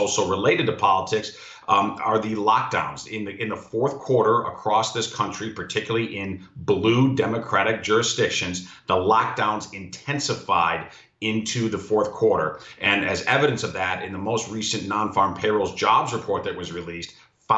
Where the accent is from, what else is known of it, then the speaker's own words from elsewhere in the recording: Illinois, United States; my home state of Illinois